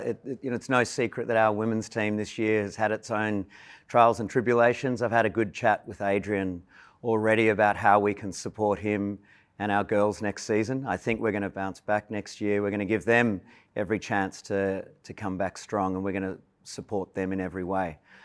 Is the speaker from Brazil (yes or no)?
no; Melbourne, Victoria, Australia; also born or lived in London; I grew up in Melbourne, so I was an AFL fan